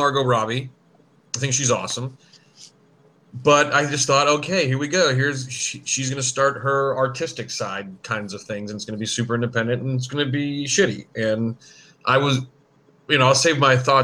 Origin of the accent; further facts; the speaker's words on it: Appalachian Mountains, United States; I'm from the Appalachian Mountains